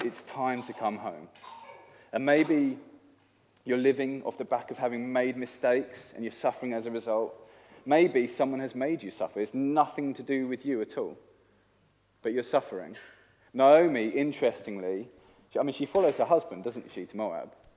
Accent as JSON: {"language": "English", "region": "England", "country": "United Kingdom", "moved": "yes", "said": "I am from England"}